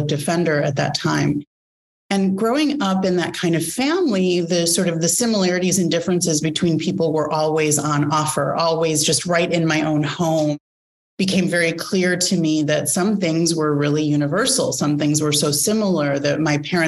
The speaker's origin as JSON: {"language": "English", "town": "Chicago", "region": "Illinois", "country": "United States", "tie": "born or raised there", "said": "growing up in the Midwest in Chicago"}